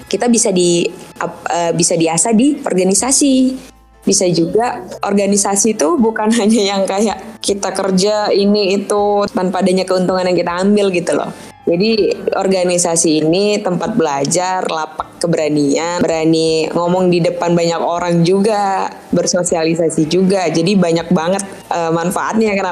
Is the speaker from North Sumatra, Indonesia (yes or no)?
yes; Medan, North Sumatra, Indonesia; apalagi saya orang Medan gitu ketika saya kesini ya kultur shocknya gede banget kayak biasa kita bilang kau jadi kamu gitu